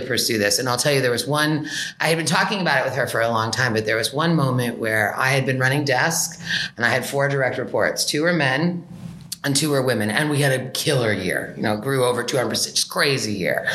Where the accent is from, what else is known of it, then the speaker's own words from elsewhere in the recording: Berkeley, California, United States; I grew up in Berkeley